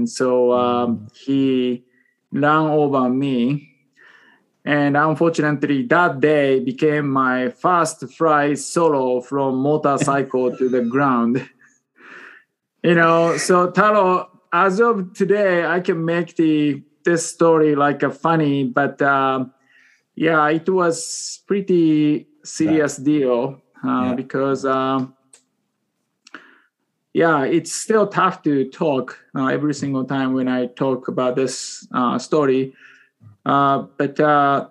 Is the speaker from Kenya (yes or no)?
no; Japan; English is a second language; moved away as an adult; now in Seattle, United States; I was born and raised in Japan until 22 years old.